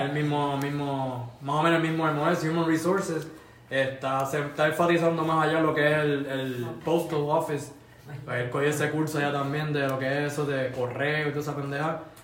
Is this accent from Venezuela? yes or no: no; San Lorenzo, Puerto Rico; moved away as an adult; now in Alaska, United States; yo soy de San Lorenzo